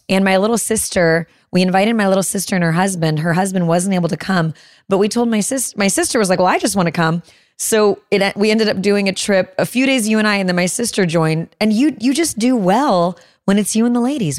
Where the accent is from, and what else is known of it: Chicago suburbs, Illinois, United States; born or raised there; moved away